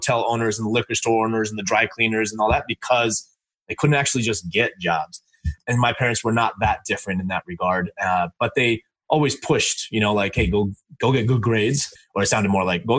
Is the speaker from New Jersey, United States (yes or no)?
no; Los Angeles, California, United States; I grew up in LA in a motel, and I'm Indian